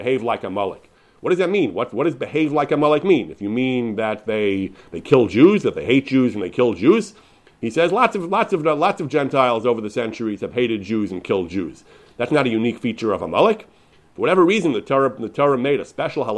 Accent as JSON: {"language": "English", "country": "United States", "tie": "born or raised there", "said": "I grew up in the American Litvish yeshiva world"}